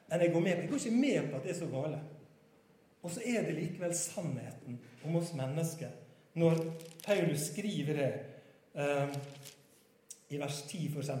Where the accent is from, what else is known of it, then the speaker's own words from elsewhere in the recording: Sunnmøre, Møre og Romsdal, Norway; moved away; Jeg er egentlig sunnmøring